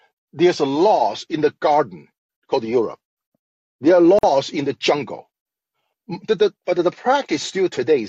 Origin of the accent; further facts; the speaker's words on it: Shanghai, China; I'm from Shanghai, China, the smartest place.